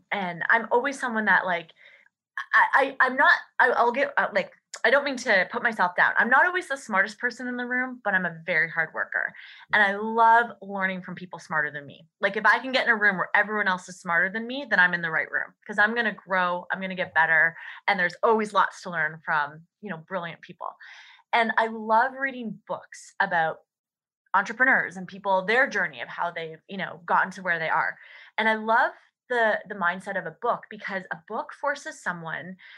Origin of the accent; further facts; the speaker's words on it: Canada; as a Canadian